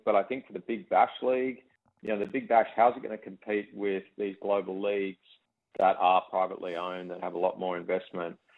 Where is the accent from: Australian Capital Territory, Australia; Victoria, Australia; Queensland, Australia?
Australian Capital Territory, Australia; Canberra; I grew up in Canberra